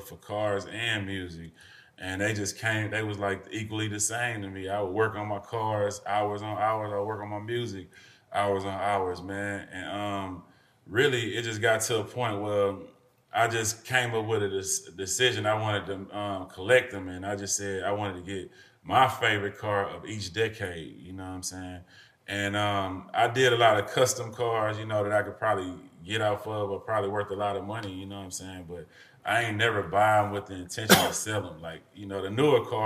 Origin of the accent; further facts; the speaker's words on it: Houston, Texas, United States; I'm from the North Side, man. Like, we ain't had much growing up